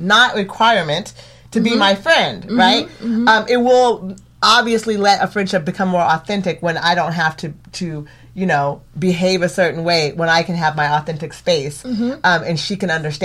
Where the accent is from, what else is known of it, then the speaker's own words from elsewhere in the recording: Eugene, Oregon, United States; I grew up here in Eugene